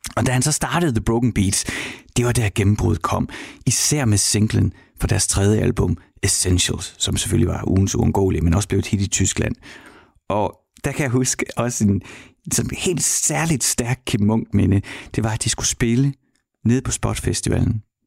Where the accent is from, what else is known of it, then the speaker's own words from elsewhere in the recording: Horsens, Central Denmark Region, Denmark; jeg kommer fra Horsens